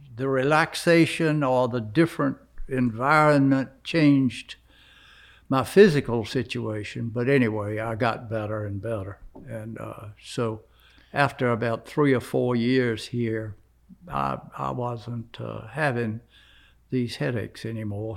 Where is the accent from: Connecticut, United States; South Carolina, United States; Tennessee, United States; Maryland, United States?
South Carolina, United States; I'm from South Carolina